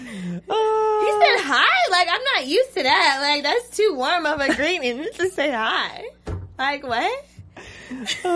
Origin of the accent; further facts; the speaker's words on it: Seattle, Washington, United States; I'm from Seattle.